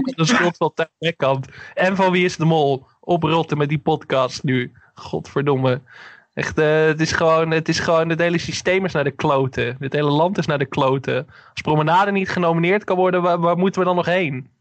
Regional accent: Enkhuizen, North Holland, Netherlands; mijn geboorteplaats Enkhuizen

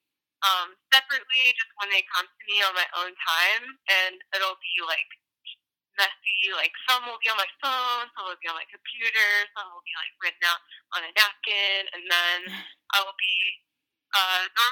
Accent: the Boonies in South Carolina, United States; also born or lived in Charleston, South Carolina; I'm from the Boonies in South Carolina

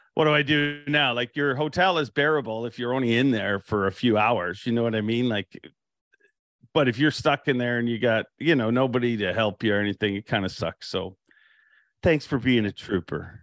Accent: Canada; I'm Canadian

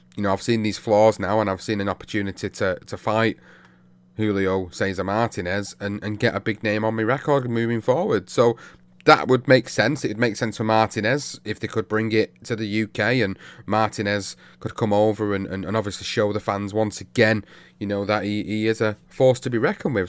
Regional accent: United Kingdom; as British fight fans

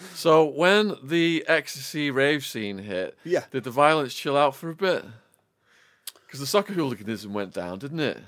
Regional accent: Widnes, North West England, United Kingdom; growing up in Widnes next to Rainhill

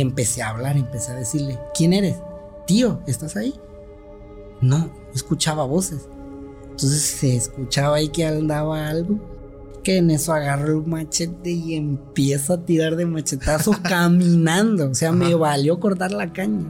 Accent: Tuxtepec, Oaxaca, Mexico; also born or lived in Guadalajara; he vivido toda mi vida aquí en Tustepec

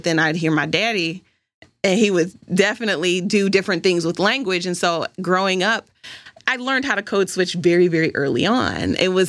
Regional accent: Pennsylvania, United States; also born or lived in Michigan; I was born in Michigan, moved around a lot as a kid. I went to 3 different elementary schools and landed in Pennsylvania outside of Pittsburgh in some suburb

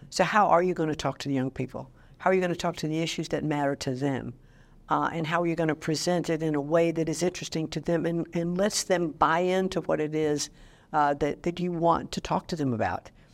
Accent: Connecticut, United States; my home state of Connecticut

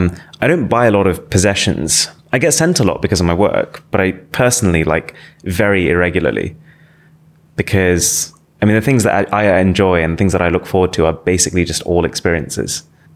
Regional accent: Nottingham, East Midlands, United Kingdom; I was born in Nottingham. Yeah. I've grown up in Nottingham. It's like my hometown.

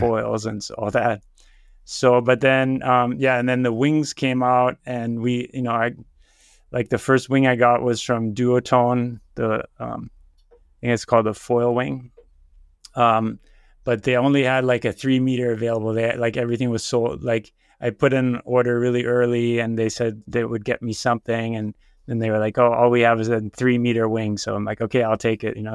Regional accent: Germany; moved away as an adult; also born or lived in San Francisco, United States / Heidelberg, Germany / Berlin, Germany; now in Oahu, United States; I was born in San Francisco, and then when I was three years old, we moved to Germany. My parents are both German, and then we lived in Heidelberg for a while, then Berlin

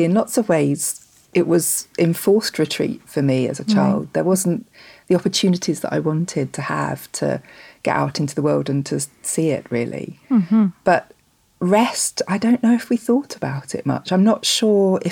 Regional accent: north Kent, South East England, United Kingdom; The same place as I live now, the north of Kent in the UK. So I've not moved very far, really.

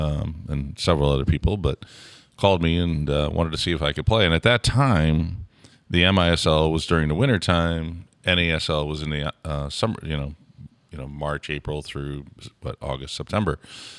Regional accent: St. Louis, Missouri, United States; Well, growing up in St. Louis, we called it hock sock.

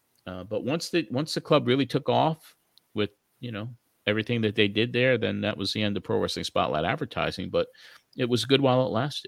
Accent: New York, United States; it reminded me of my youth growing up on Long Island in the 60s.

